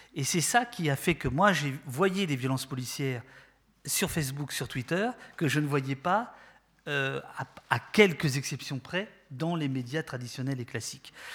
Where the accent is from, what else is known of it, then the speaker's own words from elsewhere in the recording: France; accent: French; vous l'entendez à mon accent, euh, je suis désolé, français